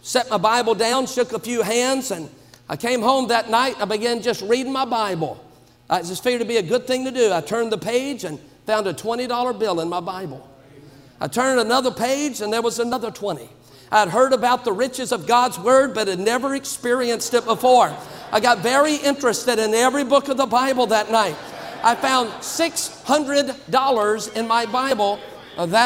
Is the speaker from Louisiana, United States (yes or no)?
yes; Baton Rouge, Louisiana, United States; I'm from Baton Rouge, Louisiana